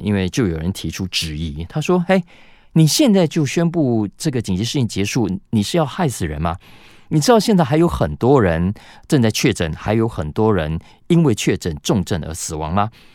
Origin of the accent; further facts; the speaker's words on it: Taiwan; 我们台湾人